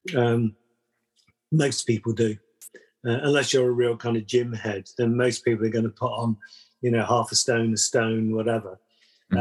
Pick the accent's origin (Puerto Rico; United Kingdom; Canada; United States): United Kingdom; London; moved away; I was brought up in London